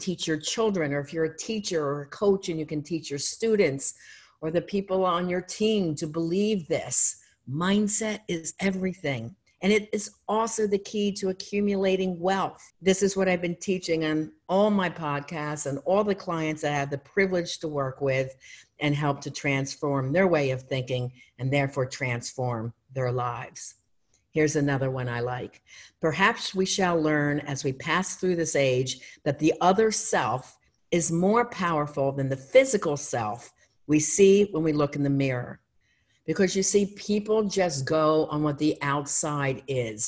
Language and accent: English; Philadelphia, Pennsylvania, United States; moved away; also born or lived in Erie, Pennsylvania; I'm not from there, I'm from Philadelphia